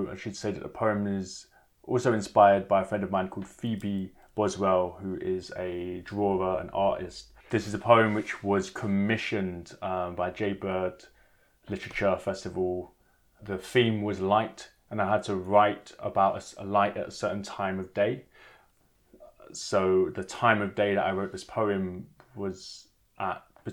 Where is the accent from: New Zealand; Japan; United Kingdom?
United Kingdom; London; also born or lived in Jamaica; I'm from Hackney in East London. I'm half Jamaican and British